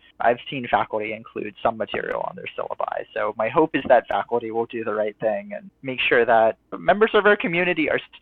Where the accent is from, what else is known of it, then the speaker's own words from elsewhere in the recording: Bethesda, Maryland, United States; moved away as an adult; also born or lived in Stanford, California; now in Berkeley, United States; I'm originally from the Washington, D.C. area, from Bethesda, Maryland. Grew up